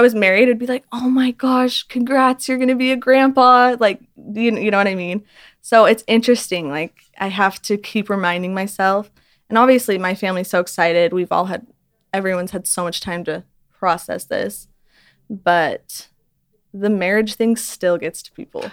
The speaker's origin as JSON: {"language": "English", "region": "Utah", "country": "United States", "said": "I'm from Utah where it's just everyone knows everyone."}